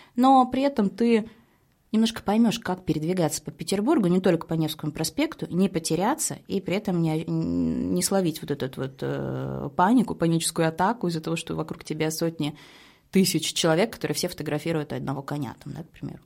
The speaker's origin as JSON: {"language": "Russian", "region": "Saint Petersburg", "country": "Russia", "said": "мы, петербуржцы"}